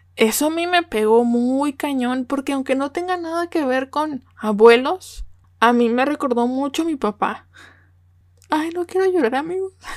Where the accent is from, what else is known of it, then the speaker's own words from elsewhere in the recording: Mexico; also born or lived in Nuevo León; como buena mexicana